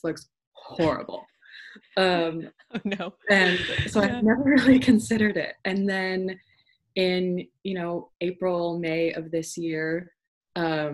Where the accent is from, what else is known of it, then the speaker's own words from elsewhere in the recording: Idaho, United States; moved away as an adult; also born or lived in Oregon; now in United Kingdom; I've been here for a couple of years, did my master's in acting musicianship, but I'm from Idaho, and Oregon is where feels like home